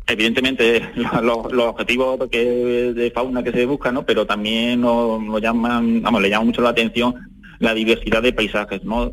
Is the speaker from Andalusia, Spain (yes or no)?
yes; Adamuz, Andalusia, Spain; mi entorno, de aquí de mi pueblo, de Alamuz